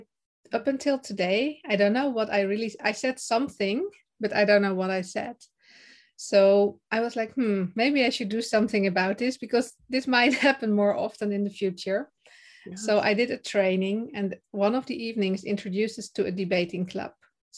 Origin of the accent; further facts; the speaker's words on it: Netherlands; English is a second language; I am from the Netherlands and currently also in the Netherlands.